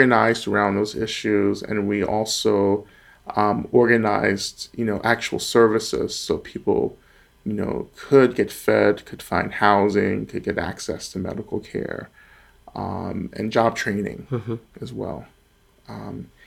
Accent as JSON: {"language": "English", "region": "North Georgia", "country": "United States", "tie": "born or raised there", "moved": "yes", "lives_now": "Boston, United States", "said": "I'm originally from Georgia, North Georgia, and near, you know, one of the staging sites for the Trail of Tears. So I grew up in, you know, a small Black community in North Georgia"}